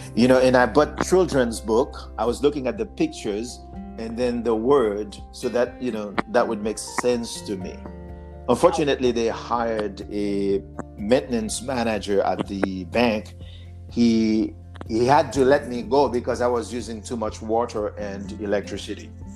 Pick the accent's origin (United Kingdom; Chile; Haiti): Haiti; accent: Haitian; English is a second language; now in United States; my accent, because I'm Haitian